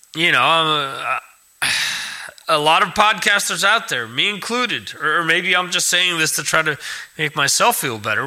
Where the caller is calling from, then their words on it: Spain; I'm calling from Spain